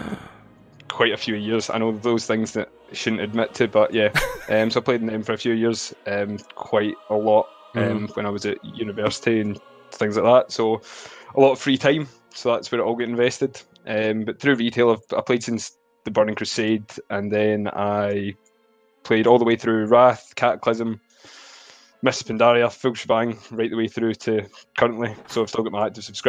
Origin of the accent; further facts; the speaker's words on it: Scotland, United Kingdom; I'm Scottish.